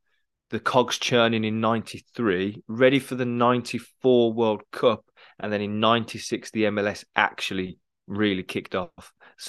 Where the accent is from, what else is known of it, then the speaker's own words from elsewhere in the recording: England, United Kingdom; As an Englishman as well, we weren't even in the tournament